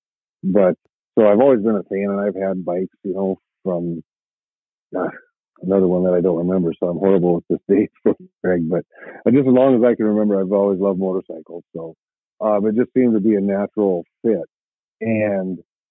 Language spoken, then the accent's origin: English; Monticello, Iowa, United States; also born or lived in California; So I grew up in small town of Monticello, Iowa. Spent my entire childhood there